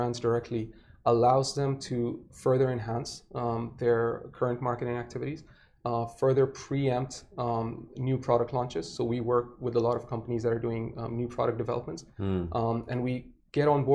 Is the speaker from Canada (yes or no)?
no; Saudi Arabia; moved away as an adult; now in Dubai, United Arab Emirates; I was born and raised in Saudi. I've been in Dubai since 2008.